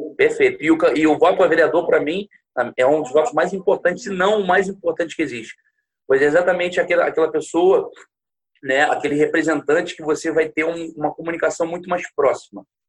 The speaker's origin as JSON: {"language": "Portuguese", "town": "Niterói", "region": "Rio de Janeiro", "country": "Brazil", "said": "eu sou niteroiense, eu vivo em Niterói"}